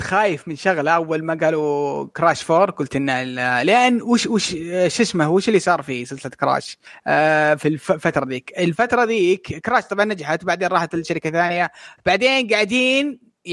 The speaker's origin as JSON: {"language": "Arabic", "country": "Saudi Arabia", "said": "عندنا في السعوديه"}